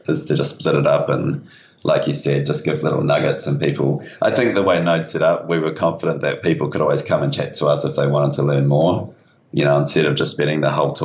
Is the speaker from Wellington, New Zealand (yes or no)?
yes; Upper Hutt, Wellington, New Zealand; moved away; I grew up in the Akatara Valley, which is north of Upper Hutt.